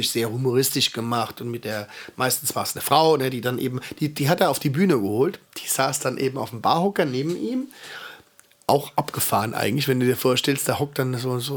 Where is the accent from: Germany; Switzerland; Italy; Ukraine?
Italy; Alba, Piedmont; das ist jetzt hier aus Alba, aus meiner Heimatstadt, da wo ich herkomme.